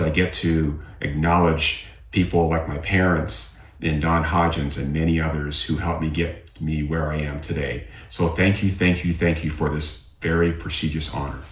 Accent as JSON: {"language": "English", "town": "North Battleford", "region": "Saskatchewan", "country": "Canada", "tie": "born or raised there", "said": "I was growing up in North Battleford and surrounding communities"}